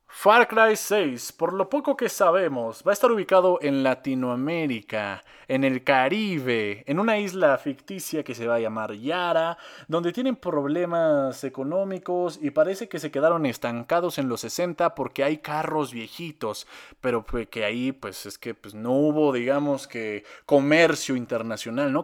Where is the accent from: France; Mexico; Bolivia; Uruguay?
Mexico; yo estoy aquí en México, soy mexicano.